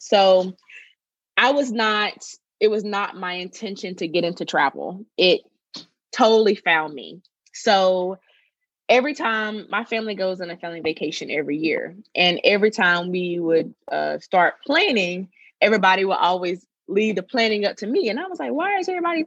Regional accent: Bunn, North Carolina, United States; I grew up in Bun, North Carolina. It's where my family is. It's where I grew up

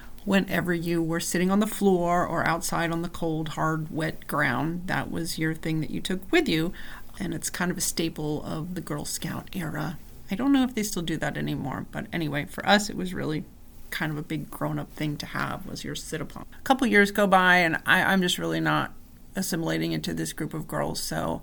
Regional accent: New Jersey, United States; I grew up in a really small town in New Jersey

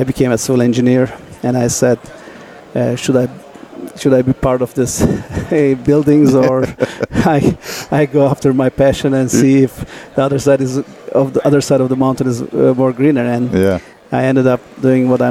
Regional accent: Turkey; I was an outfielder from Turkey

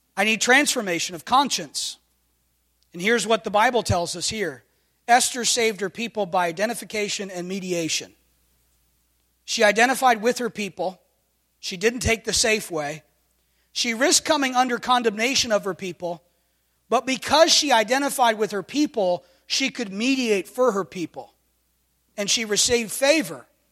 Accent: United States; I'm thankful to identify this morning as an American.

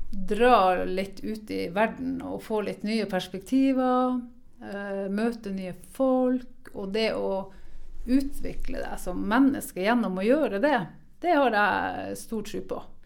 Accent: Norway; Vi har jo virkelig vunnet i Lotto når vi er født i Norge

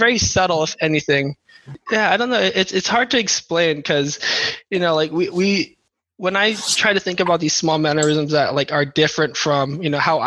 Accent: Carson, California, United States; also born or lived in San Diego, California / Philippines (parents); I was born off in San Diego, I moved to Carson like when I was about 2 years old

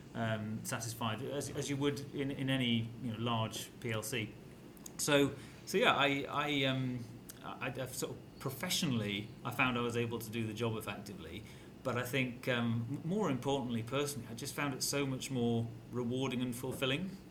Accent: North Wales, United Kingdom; I grew up in North Wales

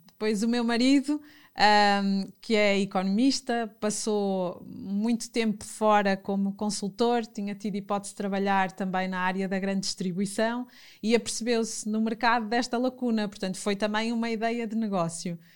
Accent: Fafe, Norte, Portugal; embora nascesse na cidade e, e tenha tido o meu uhum. percurso uhum. também na cidade, numa pequena cidade, sou minhota de, de Faf

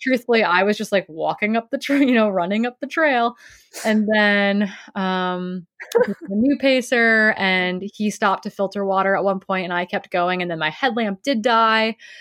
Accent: Wisconsin, United States; I grew up in Wisconsin

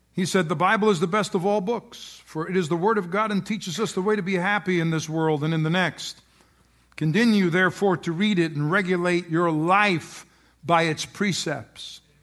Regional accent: United States; who we are as Americans.

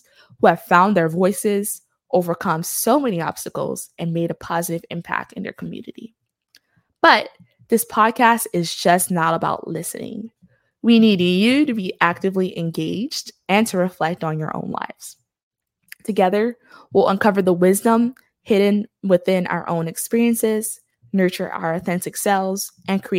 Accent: New York City, New York, United States; moved away as an adult; now in Birmingham, United States; Born and raised in Brooklyn, New York, to parents who migrated from Haiti in the 1980s and the 1990s, I am a first-generation American

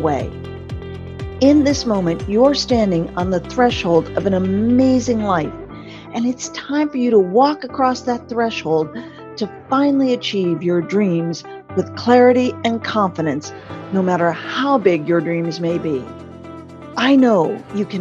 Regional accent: United States; moved away as an adult; also born or lived in Canada; I'm an American citizen and I was born and raised here

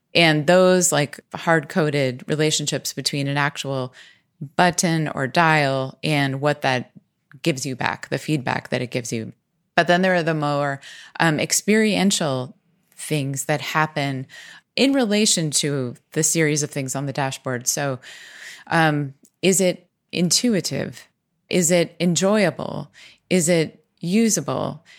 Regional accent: Pennsylvania, United States; in our area where we grew up in Pennsylvania

